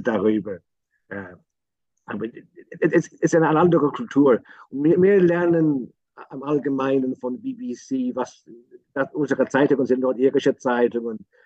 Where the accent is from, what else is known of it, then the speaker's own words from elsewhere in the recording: Northern Ireland, United Kingdom; German is a second language; Bei uns im Norden waren, waren, waren die Katholiken eher eine Gesellschaft